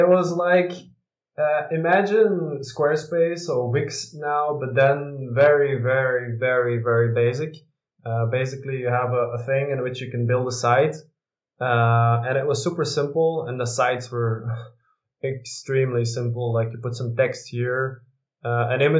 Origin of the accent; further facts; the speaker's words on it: Dutch-speaking part of Belgium, Flanders, Belgium; also born or lived in Westchester County, New York, United States / Leuven / Milan, Italy / Brussels; now in Antwerp, Belgium; I'm actually from the Dutch-speaking part